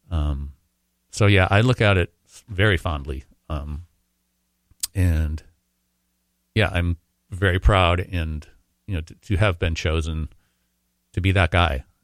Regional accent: Minnesota, United States; Probably because I'm Minnesotan.

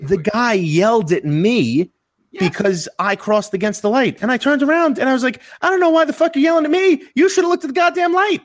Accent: New York, United States; I'm from New York

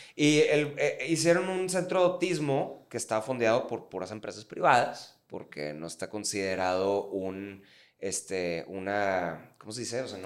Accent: Mexico; todos somos mexicanos

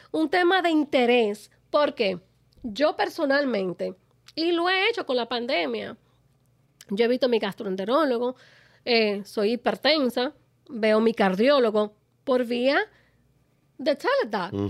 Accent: Dominican Republic; yo soy dominicana

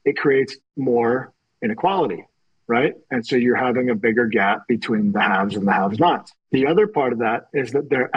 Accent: Canada; as a Canadian

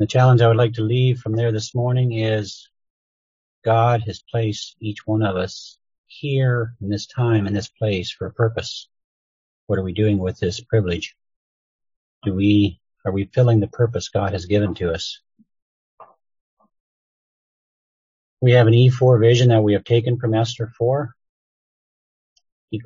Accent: Sheldon, Wisconsin, United States; I'm from Wisconsin. Sheldon, Wisconsin area

